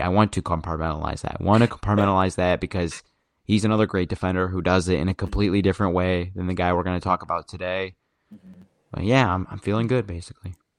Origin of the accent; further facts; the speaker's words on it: Sterling Heights, Michigan, United States; now in East Lansing, United States; I'm like, from uh, Sterling Heights, Michigan, which is about 20 miles outside of Detroit, Michigan